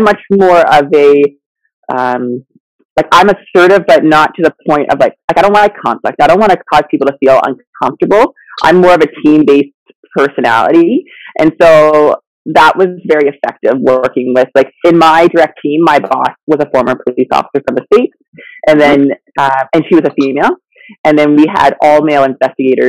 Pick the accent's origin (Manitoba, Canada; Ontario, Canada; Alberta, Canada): Ontario, Canada; London; also born or lived in Zambia; So I lived in Africa till I was six, and then grew up in Ontario, London, Ontario